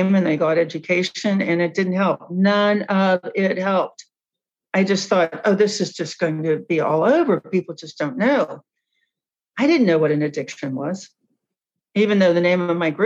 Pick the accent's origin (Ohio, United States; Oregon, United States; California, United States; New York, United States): Ohio, United States; Cincinnati; I grew up in Cincinnati